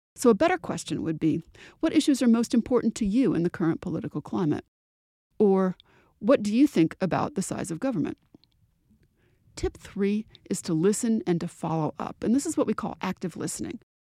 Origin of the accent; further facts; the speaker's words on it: New England, United States; the accent that I grew up with in New England